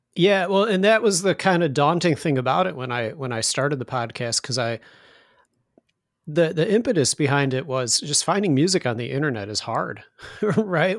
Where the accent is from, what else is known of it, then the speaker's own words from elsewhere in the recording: Chicago, Illinois, United States; also born or lived in Indiana; now in Chicago, United States; I'm originally from Chicago, and then I wound up moving back to Chicago.